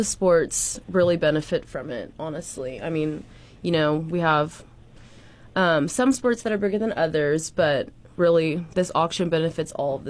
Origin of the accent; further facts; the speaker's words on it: Plano, Texas, United States; Plano, Texas.